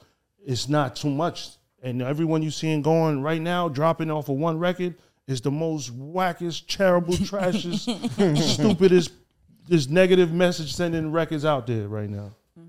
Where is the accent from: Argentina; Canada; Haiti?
Haiti; now in United States; the devil is taking over my hometown, Haiti. It's definitely out here in the States.